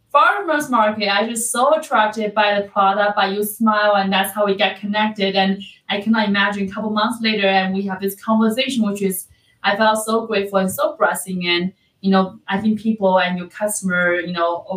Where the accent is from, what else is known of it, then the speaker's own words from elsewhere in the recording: China; moved away; I'm from China